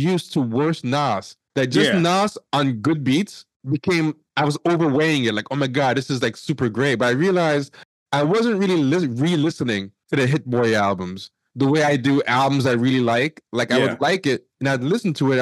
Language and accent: English; New York City, New York, United States; I'm from Queens.